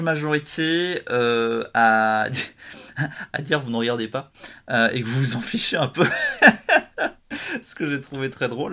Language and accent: French; Switzerland; je suis suisse